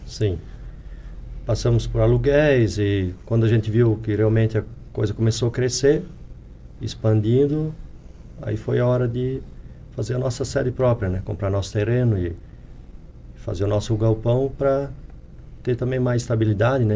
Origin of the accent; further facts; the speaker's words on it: Presidente Getúlio, Santa Catarina, Brazil; Nasci, criei ali no Ribeirão Tucano